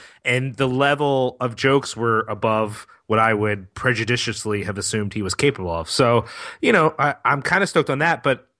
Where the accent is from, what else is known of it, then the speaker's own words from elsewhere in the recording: Philadelphia, Pennsylvania, United States; I'm filled with shame for Philadelphia as a Philadelphian.